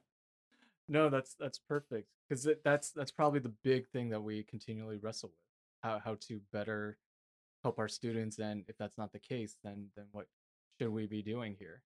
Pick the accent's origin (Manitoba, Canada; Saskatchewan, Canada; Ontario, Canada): Ontario, Canada; Toronto; now in British Columbia, Canada; I come from Toronto